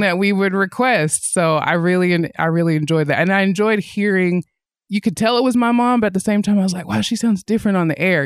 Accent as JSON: {"language": "English", "town": "Athens", "region": "Tennessee", "country": "United States", "tie": "born or raised there", "also_born_or_lived": "Nashville, Tennessee", "moved": "as an adult", "lives_now": "Northwest Arkansas, United States", "said": "I grew up in the South"}